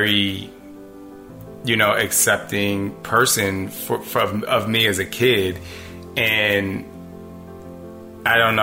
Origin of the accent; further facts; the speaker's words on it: New Jersey, United States; I grew up in Jersey